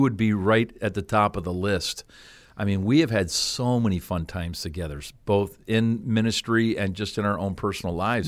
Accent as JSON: {"language": "English", "country": "Canada", "tie": "born or raised there", "also_born_or_lived": "Cleveland", "moved": "as an adult", "said": "I grew up in Canada"}